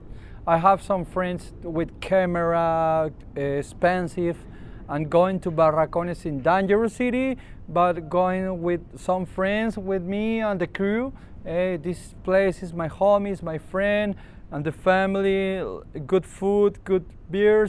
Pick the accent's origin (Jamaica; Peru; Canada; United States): Peru; Ventanilla, Callao; English is a second language; I'm born in Ventanilla City in Callao. It's 2 hours to Miraflores in Lima